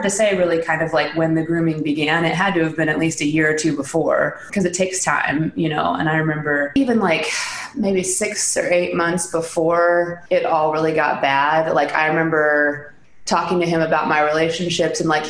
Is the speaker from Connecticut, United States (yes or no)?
no; Central Illinois, United States; I was raised in Central Illinois and I am the oldest of seven.